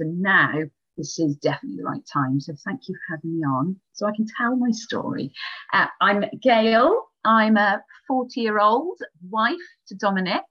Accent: Wales, United Kingdom; I am very Welsh. So I come from Wales

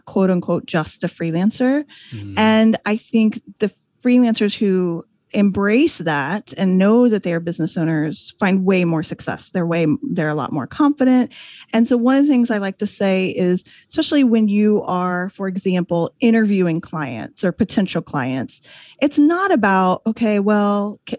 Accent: Indiana, United States; moved away as an adult; also born or lived in Washington, D.C. area; I was a newspaper reporter in Indiana, and mostly small towns. I'm from a small town

